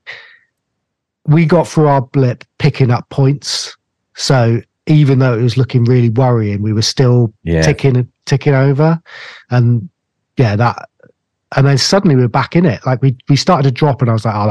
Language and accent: English; Cornwall, South West England, United Kingdom; I'm Cornish